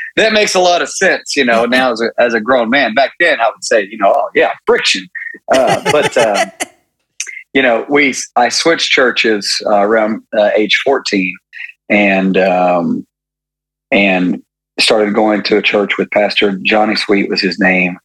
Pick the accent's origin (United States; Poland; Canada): United States; Maryville, Tennessee; I'm from I'm from Maryville, Tennessee